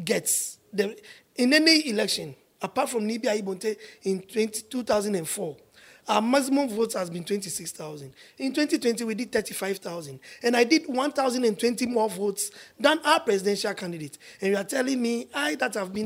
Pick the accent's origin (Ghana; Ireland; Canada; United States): Ghana; I come from Leshi